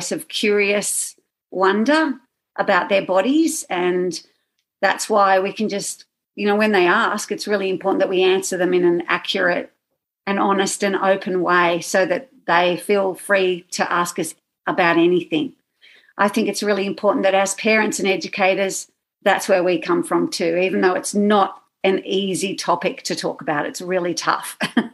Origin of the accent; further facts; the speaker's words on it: Sydney, New South Wales, Australia; I'm from Australia, from Sydney, Australia.